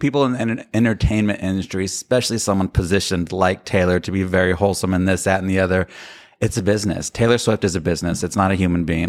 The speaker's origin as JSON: {"language": "English", "region": "Sicily", "country": "Italy", "said": "I am from Sicily"}